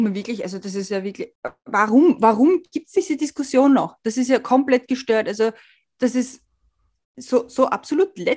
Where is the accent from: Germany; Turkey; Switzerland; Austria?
Switzerland; als Schweizerin bist du auch irgendwie, hast du halt auch irgendwie einen anderen Hintergrund als nur Deutsche